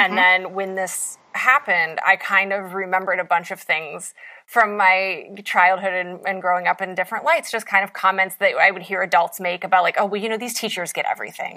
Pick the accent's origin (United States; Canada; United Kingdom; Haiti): United States; West Virginia; as an Appalachian